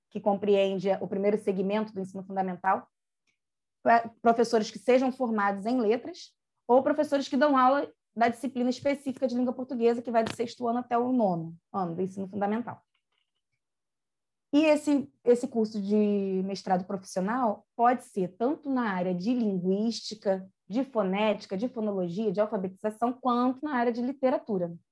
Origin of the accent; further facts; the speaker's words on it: Rio de Janeiro, Brazil; hoje eu estou morando no Recreio, mas eu moro, na verdade, em Pedra de Guaratiba, que eu sou de lá